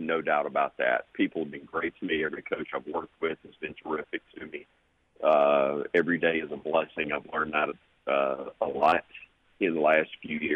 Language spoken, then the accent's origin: English; Alabama, United States; I'm from Alabama